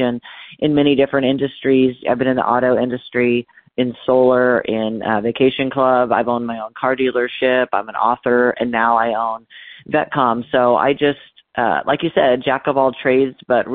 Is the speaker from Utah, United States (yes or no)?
no; Northern California, United States; I grew up in Northern California in a little bitty town